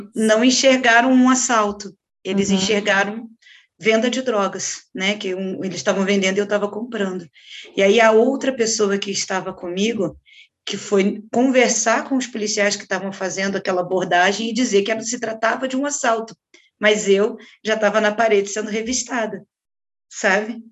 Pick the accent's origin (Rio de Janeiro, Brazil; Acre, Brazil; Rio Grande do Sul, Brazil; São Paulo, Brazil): Rio de Janeiro, Brazil; moved away as an adult; now in Curitiba, Brazil; do que era no Rio de Janeiro, que é de onde eu vim